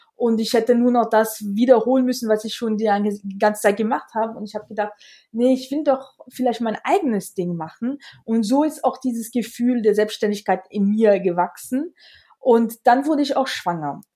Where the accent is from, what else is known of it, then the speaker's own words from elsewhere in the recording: Alsace, Grand Est, France; German is a second language; moved away as an adult; also born or lived in Vienna, Austria; now in near Munich, Germany; ich komme aus dem Elsass und habe wirklich den Glück gehabt, dass ich sehr, sehr früh mit Deutsch angefangen habe